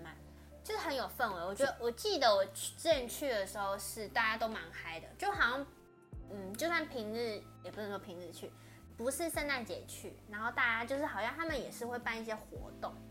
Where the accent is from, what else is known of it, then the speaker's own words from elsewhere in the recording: Taipei, Taiwan; 像我是台北人